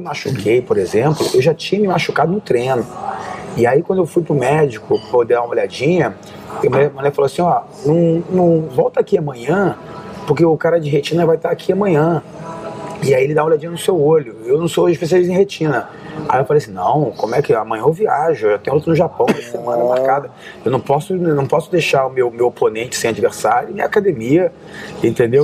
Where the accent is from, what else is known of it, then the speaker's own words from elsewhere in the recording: Rio de Janeiro, Brazil; moved away as an adult; now in United States; Eu saí do Rio, onde eu tinha professor